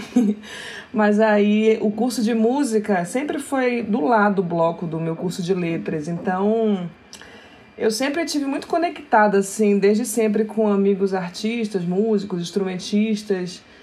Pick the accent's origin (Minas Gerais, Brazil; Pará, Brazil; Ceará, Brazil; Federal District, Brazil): Pará, Brazil; Belém; nasci em Belém do Pará, nasci numa periferia que se chama Terra Firme